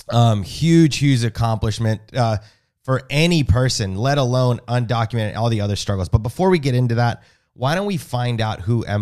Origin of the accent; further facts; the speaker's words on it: Nashville, Tennessee, United States; born there; Yo nací in Nashville, Tennessee